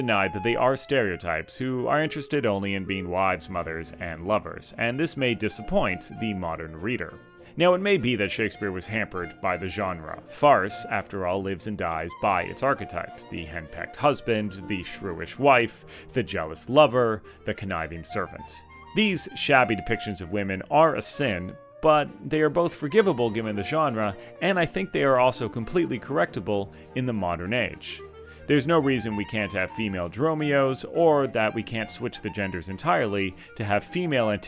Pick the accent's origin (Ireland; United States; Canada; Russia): Canada; I'm Canadian